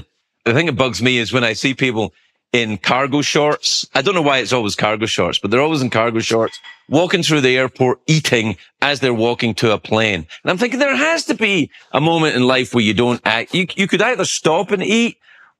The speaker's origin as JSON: {"language": "English", "region": "Scotland", "country": "United Kingdom", "tie": "born or raised there", "moved": "yes", "said": "I grew up in Scotland"}